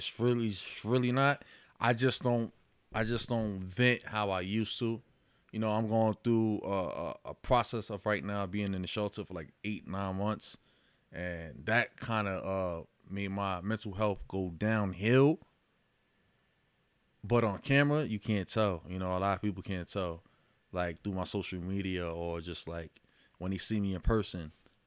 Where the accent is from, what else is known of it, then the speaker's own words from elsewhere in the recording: Yonkers, New York, United States; I was born in White Plains Hospital, raised in Yonkers.